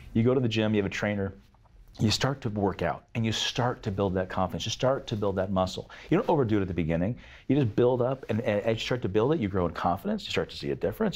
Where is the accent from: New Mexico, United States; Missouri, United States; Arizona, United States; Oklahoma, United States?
Arizona, United States; I'm from Arizona